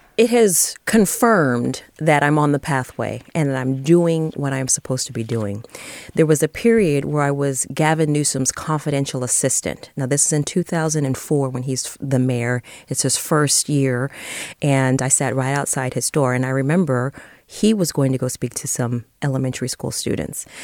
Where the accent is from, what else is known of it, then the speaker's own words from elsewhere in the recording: San Francisco, California, United States; I grew up here. My parents grew up here also